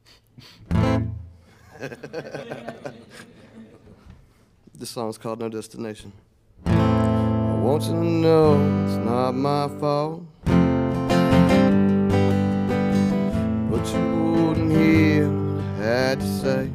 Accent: North Carolina, United States; also born or lived in Charleston, West Virginia; I was born in West Virginia, Charleston, West Virginia. But I grew up mostly in North Carolina since I was 12, so I call North Carolina my home for sure

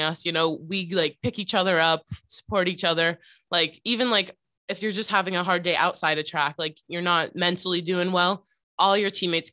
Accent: California, United States; moved away as an adult; also born or lived in Connecticut; now in Rhode Island, United States; I'm from California

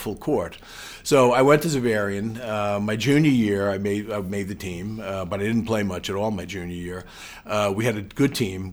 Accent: New York City, New York, United States; I grew up in Bay Ridge

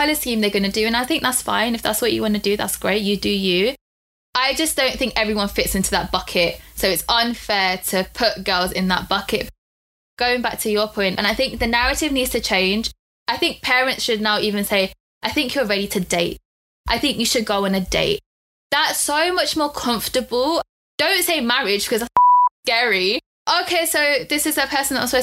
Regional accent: United Kingdom; we're British, but we're also Indian

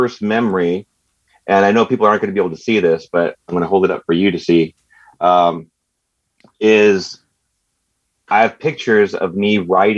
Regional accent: San Francisco, California, United States; I was born in San Francisco

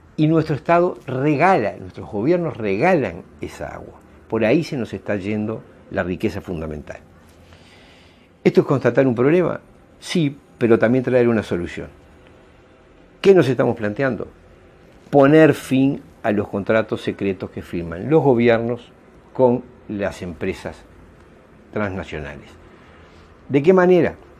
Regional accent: Uruguay; Actuamos como ciudadanos uruguayos

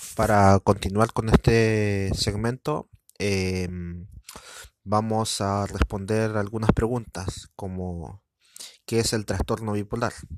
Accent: Chile; soy de Latinoamérica, específicamente en Chile

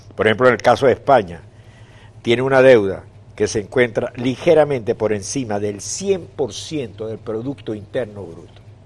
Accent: Venezuela; para los que somos o venimos de Venezuela

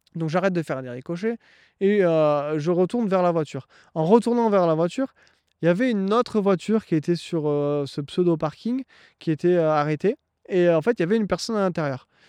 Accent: France; moved away as an adult; now in Ontario, Canada; Je suis un Français qui est parti il y a six mois s'installer au Canada en Ontario.

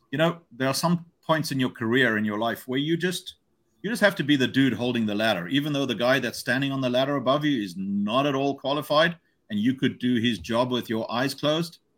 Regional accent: Hong Kong; As I have a good friend of mine that I grew up with in Hong Kong

